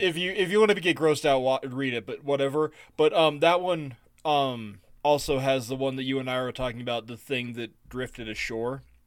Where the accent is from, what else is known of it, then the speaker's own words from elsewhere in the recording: United States; I'm an American male